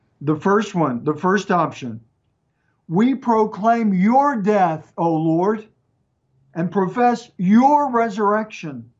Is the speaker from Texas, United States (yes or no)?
yes; East Texas, United States; accent: East Texas, mixed; my accent, a little bit mixed with East Texas and a few other things